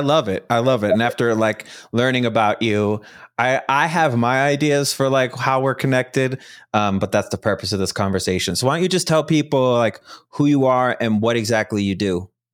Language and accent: English; Chicago, Illinois, United States; now in Mountain Time Zone, United States; I'm from originally from Chicago